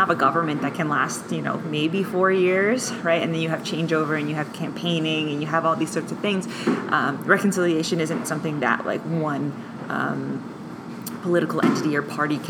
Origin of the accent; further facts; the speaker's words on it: Riverview, New Brunswick, Canada; I grew up in New Brunswick. I grew up in Riverview, New Brunswick, just outside of it, actually, in a place called Lower Coverdale, which is a strip of highway to Riverview, which is across the water from Moncton.